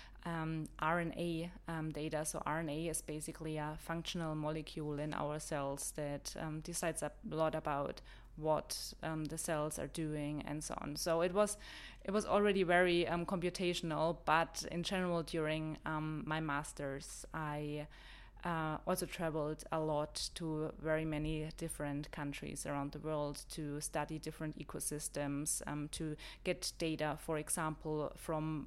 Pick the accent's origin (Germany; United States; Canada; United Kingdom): Germany; Bavaria; English is a second language; moved away as an adult; now in New Zealand; I am originally from Germany, as you've probably heard already. I am from the countryside in Bavaria, where I grew up until I started studying in the city.